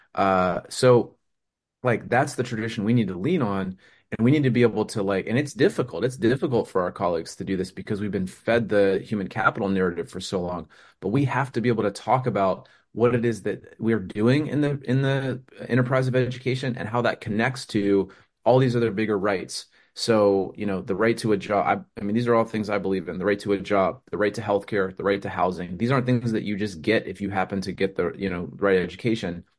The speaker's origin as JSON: {"language": "English", "country": "United States", "said": "I'm an American"}